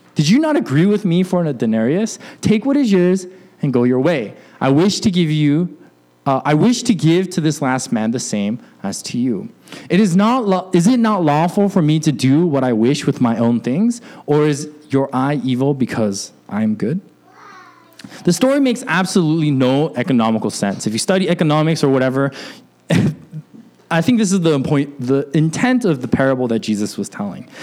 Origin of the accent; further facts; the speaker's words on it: Alaska, United States; when I was growing up in Alaska